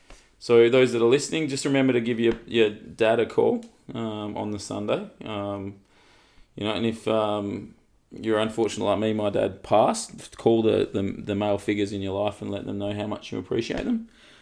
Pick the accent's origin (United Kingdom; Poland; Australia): Australia; We're Australian, so we love the swimming.